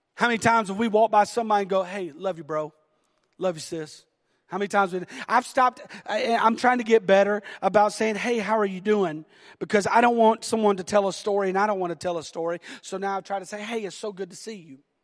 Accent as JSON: {"language": "English", "region": "the South", "country": "United States", "said": "I'm from the South"}